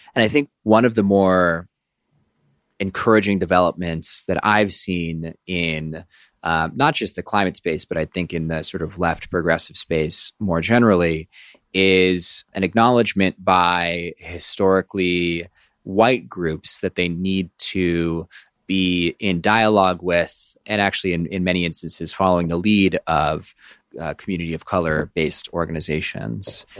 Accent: Oakland, California, United States; I grew up in Oakland, California

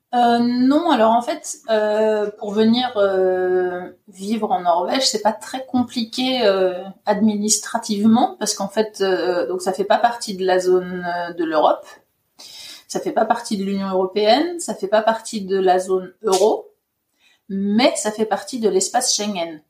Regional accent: Ardennes, Grand Est, France; moved away as an adult; also born or lived in Paris, France; now in Norway; je suis originaire euh, des Ardennes

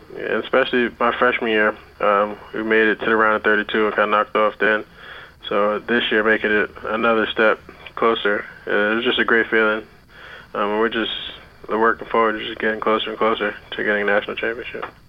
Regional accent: North Brunswick, New Jersey, United States; I'm from North Brunswick, New Jersey.

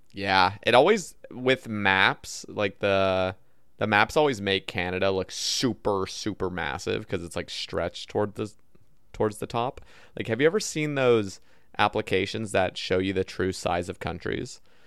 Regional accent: Oregon, United States; now in Alabama, United States; so I grew up in Oregon and now I live in Alabama

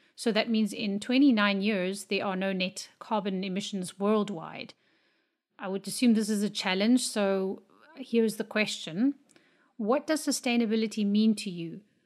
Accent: Namibia; I am from Namibia

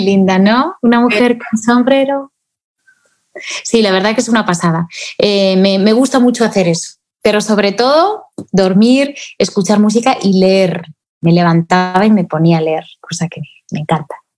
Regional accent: Spain; aquí en mi país, en España

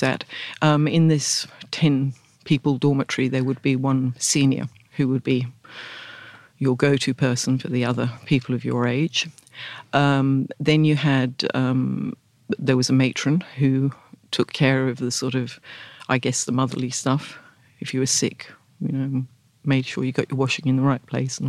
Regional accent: Hampton Court, London, United Kingdom; I grew up, I was actually born at Hampton Court

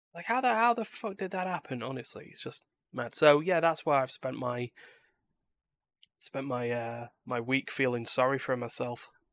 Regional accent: United Kingdom; I am British

